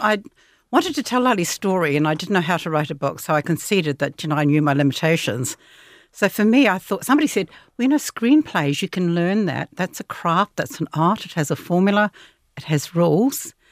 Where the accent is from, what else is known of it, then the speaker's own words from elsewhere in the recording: New Zealand; growing up in New Zealand